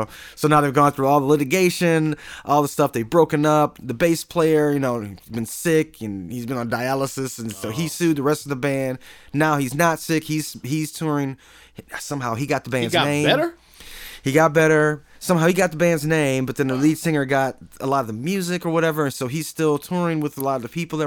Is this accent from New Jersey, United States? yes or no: no; Flint, Michigan, United States; I'm from Flint, Michigan